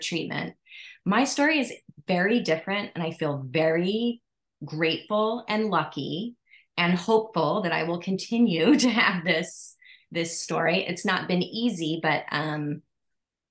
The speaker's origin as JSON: {"language": "English", "region": "East Coast", "country": "United States", "moved": "as an adult", "lives_now": "Hawaii, United States", "said": "originally from the East Coast"}